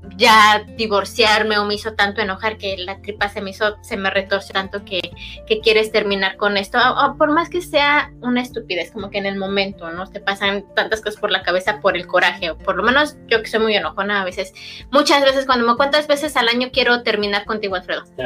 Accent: Mexico; especialmente mexicanos

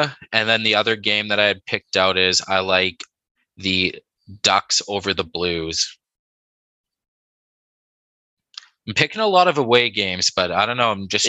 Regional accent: Canada; we're Canadian

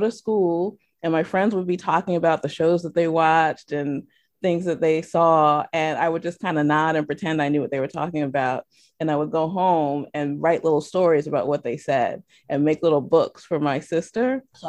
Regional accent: New York, United States; born there; I was born in New York, and then we just moved all over the place.

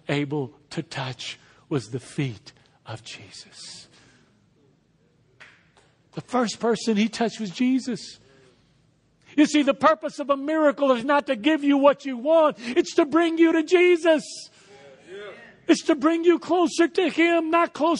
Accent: Texas, United States; moved away as an adult; also born or lived in Lafayette, Louisiana; I was born in Texas and raised in Texas and moved to Lafayette when I was 19 years old

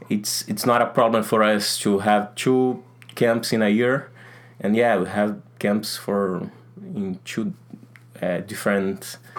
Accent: North Region, Brazil; English is a second language; I'm from Brazil, from north of Brazil

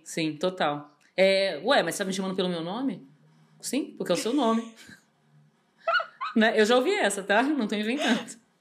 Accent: São Paulo, Brazil; eu, como paulistana, mesmo convivendo muito tempo no Rio de Janeiro

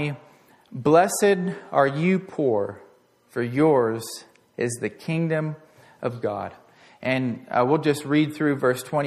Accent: Portland, United States; growing up in Portland

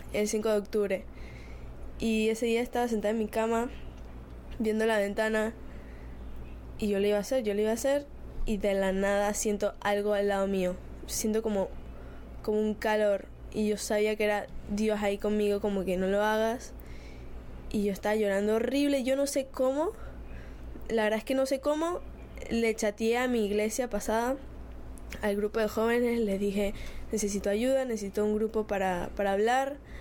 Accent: Spain; Soy de España

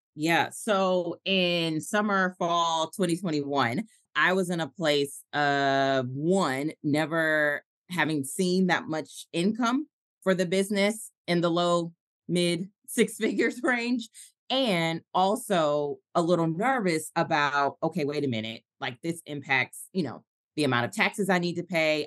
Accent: Atlanta, Georgia, United States; also born or lived in Tulsa, Oklahoma; I moved back to my hometown of Atlanta

